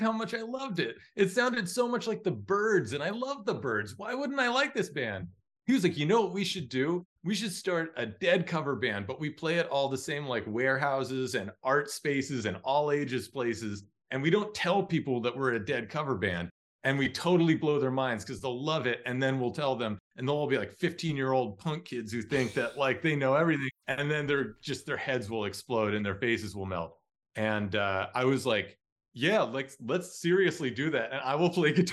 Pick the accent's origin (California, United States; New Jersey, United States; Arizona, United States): New Jersey, United States; now in Los Angeles, United States; I'm from New Jersey. And every year, my parents would take me in and my older brother down the shore in New Jersey